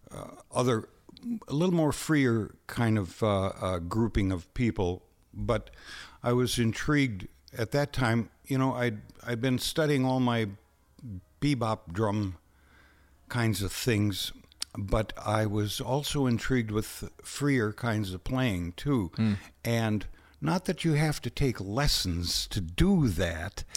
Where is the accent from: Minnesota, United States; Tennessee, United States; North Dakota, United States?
Minnesota, United States; Winona; I grew up in Winona